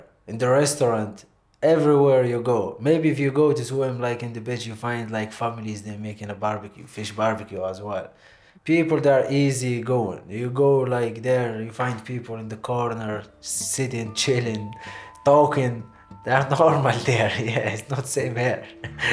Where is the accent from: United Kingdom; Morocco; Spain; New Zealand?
Morocco; Safi, Marrakesh-Safi; English is a second language; moved away as an adult; now in Athlone, Ireland; I'm from a city called Safi.